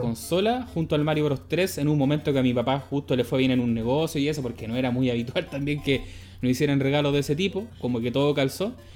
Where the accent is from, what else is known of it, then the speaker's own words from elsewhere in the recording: Santiago, Santiago Metropolitan Region, Chile; yo soy santiaguino